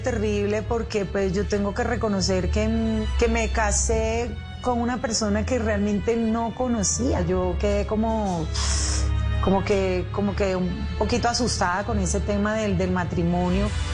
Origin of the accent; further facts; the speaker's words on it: Cartagena, Bolívar, Colombia; moved away as an adult; also born or lived in Bogotá; Yo nací en Cartagena, Bolívar, eh, un 18 de noviembre